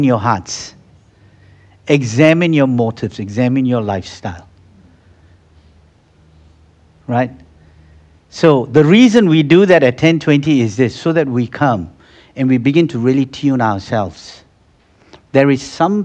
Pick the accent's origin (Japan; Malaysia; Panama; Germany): Malaysia; I come from Malaysia, and in Malaysia, you have the Muslims praying 5 hours a day